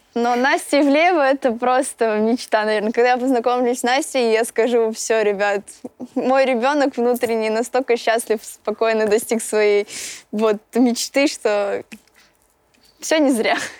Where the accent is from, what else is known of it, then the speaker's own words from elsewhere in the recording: Voronezh, Voronezh Oblast, Russia; я из Воронежа и группа «…» именно оттуда